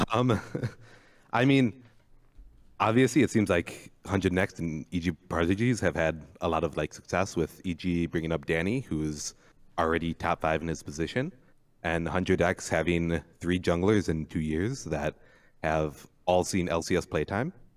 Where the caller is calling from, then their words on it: Milwaukee, Wisconsin, United States; Calling from Milwaukee, Wisconsin